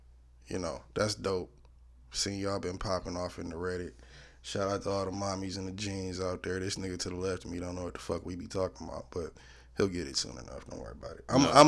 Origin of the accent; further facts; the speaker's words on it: United States; That's the unspoken agreement among us Americans.